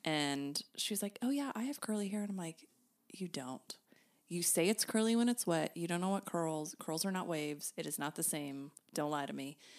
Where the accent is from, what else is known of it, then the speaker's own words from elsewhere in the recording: Broken Arrow, Oklahoma, United States; also born or lived in Norman; now in Oklahoma City, United States; I grew up in Broken Arrow